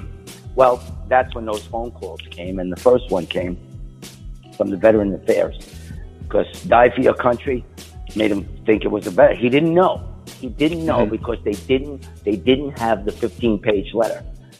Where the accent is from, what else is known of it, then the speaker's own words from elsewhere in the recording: New York, United States; Hey, because I come from New York and we sell sauce and cheese, and I'm Italian and Puerto Rican.